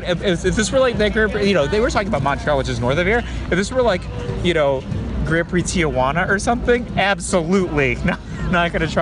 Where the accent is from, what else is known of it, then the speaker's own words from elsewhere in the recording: Philippines; now in United States; I was born in the Philippines.